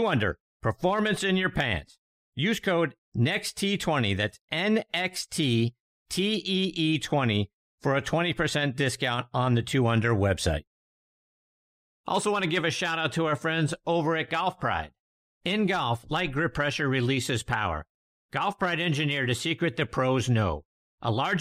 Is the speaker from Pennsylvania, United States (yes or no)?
yes; Pittsburgh, Pennsylvania, United States; moved away; my hometown of Pittsburgh, Pennsylvania